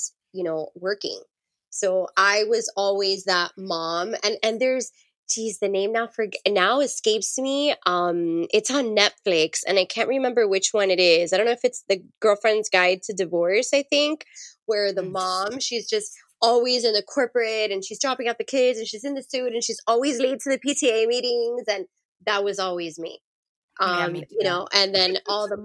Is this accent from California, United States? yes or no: no; Miami, Florida, United States; Us Miami folk